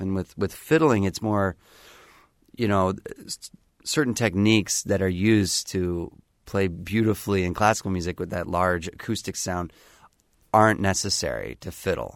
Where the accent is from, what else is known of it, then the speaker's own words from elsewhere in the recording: Bowling Green, Ohio, United States; also born or lived in Cleveland / Philadelphia; now in Indianapolis, United States; a town up north in Ohio called Bowling Green. Bowling Green, Ohio, it's the home of Bowling Green State University and grew up there